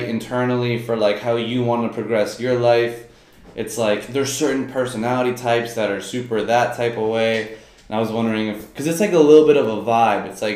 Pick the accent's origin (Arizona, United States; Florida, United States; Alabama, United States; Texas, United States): Florida, United States; moved away as an adult; now in New York, United States; I've only been here for 2.5 months and I'm from Florida